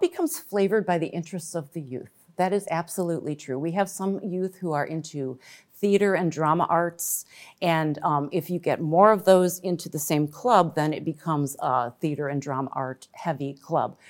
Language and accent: English; Glen Ellyn, Illinois, United States; I grew up in Glen Ellen, and I was a four H member back in the nineteen eighties